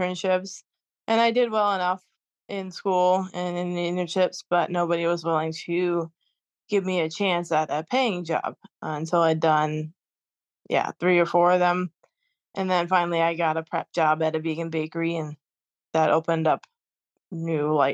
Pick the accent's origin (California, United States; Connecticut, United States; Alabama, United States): Connecticut, United States; where I grew up in Connecticut